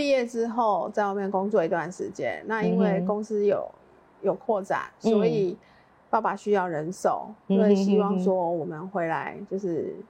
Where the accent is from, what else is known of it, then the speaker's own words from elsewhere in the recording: Liuying, Tainan, Taiwan; 小时候是住在柳营